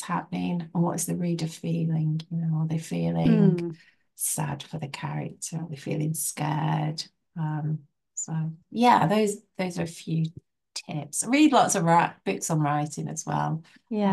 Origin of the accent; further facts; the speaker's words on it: Biddulph, West Midlands, United Kingdom; also born or lived in Rode Heath; It's my hometown